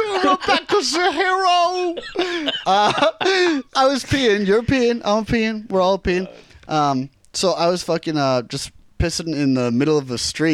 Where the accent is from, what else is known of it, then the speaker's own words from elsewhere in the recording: United States; I'm from America.